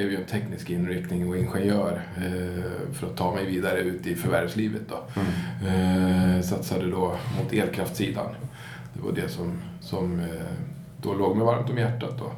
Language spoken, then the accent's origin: Swedish; Gävle, Gävleborg County, Sweden; Jag är född i Gävle och, ja. och äkta Gävlebo.